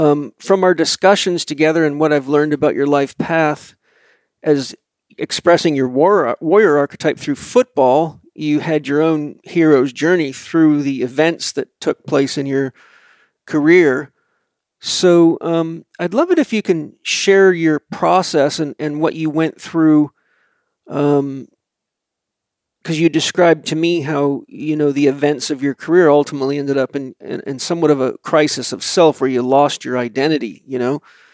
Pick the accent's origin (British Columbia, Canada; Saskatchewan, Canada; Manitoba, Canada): British Columbia, Canada; Vancouver Island; a crazy guy from a farm on Vancouver Island.